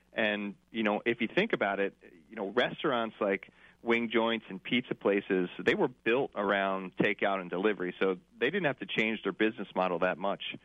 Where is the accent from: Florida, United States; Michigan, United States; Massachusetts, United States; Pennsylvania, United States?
Pennsylvania, United States; Northeast, just outside the Philadelphia area; I'm from the Northeast, um, just outside of the Philadelphia area